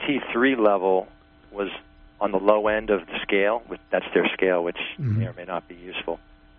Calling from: New York, United States; I actually have two questions. I'm from New York.

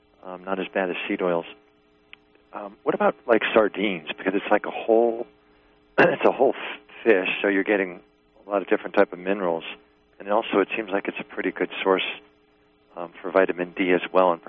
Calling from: New York, United States; From New York.

